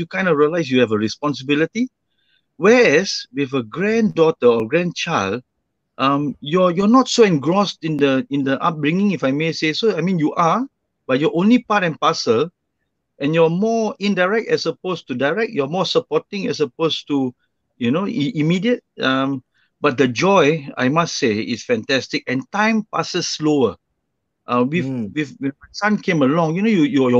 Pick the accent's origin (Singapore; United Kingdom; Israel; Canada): Singapore; moved away as an adult; I was born and raised in Singapore for the first 24 years of my life.